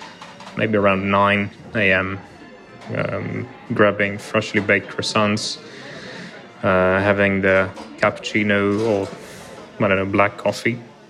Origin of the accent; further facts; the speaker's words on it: Ukraine; I'm from Ukraine.